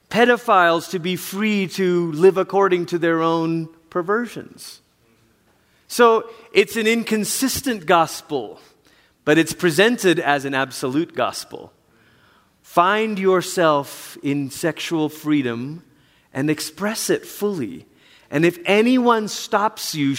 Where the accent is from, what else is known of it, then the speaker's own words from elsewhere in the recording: Malaysia; moved away; Growing up in Malaysia, where there's many different religions in Malaysia